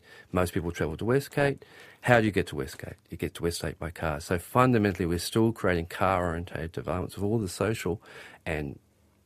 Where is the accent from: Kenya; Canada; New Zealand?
New Zealand; Auckland; also born or lived in Grey Lynn, Auckland; I grew up in South Auckland